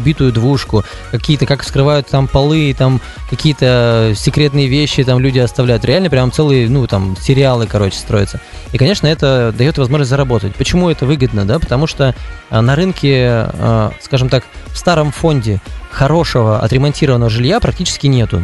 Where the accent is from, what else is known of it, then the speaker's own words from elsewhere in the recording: Udmurtia, Russia; У нас в Удмуртии